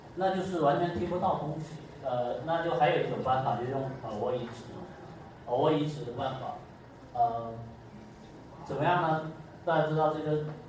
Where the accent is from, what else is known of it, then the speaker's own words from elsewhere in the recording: China; 像我们中国人，他有四声